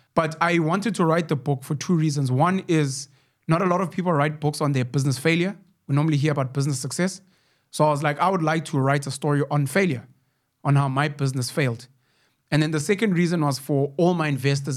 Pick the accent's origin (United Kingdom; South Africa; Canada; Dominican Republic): South Africa; Newcastle, KwaZulu-Natal; my hometown in Newcastle